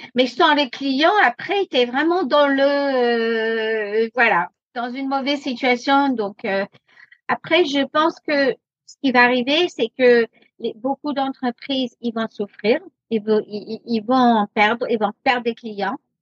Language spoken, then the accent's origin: French; United States; French is a second language; also born or lived in France; now in Paris, France; je suis moitié américaine